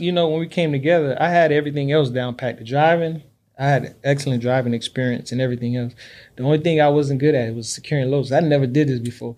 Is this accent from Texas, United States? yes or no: no; Miami, Florida, United States; born and raised in Miami, Florida. That's all I know